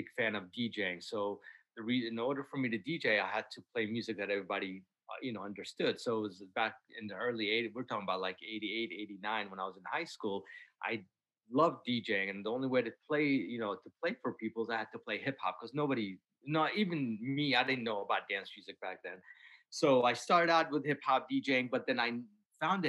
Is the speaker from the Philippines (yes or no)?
no; Iraq; now in Washington, D.C., United States; I was born in Iraq, and you know, our music